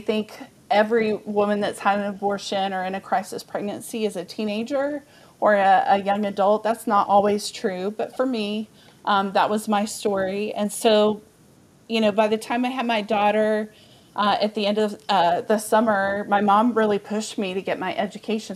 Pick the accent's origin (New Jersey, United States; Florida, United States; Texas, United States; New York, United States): Texas, United States; Amarillo; born or raised there; also born or lived in Dallas, Texas